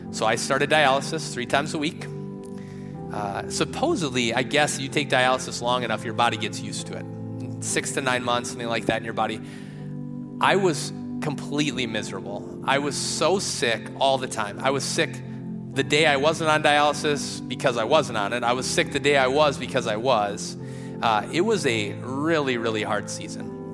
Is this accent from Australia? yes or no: no; Rochester, Minnesota, United States; moved away; also born or lived in Phoenix; I grew up in Rochester.